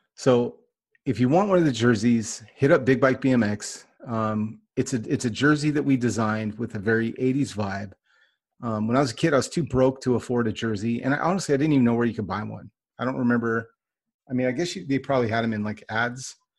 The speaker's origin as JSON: {"language": "English", "region": "Northern California", "country": "United States", "tie": "born or raised there", "said": "I grew up in Northern California"}